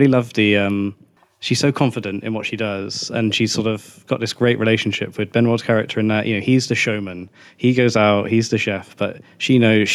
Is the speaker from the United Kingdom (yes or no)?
yes; England, United Kingdom; as a English person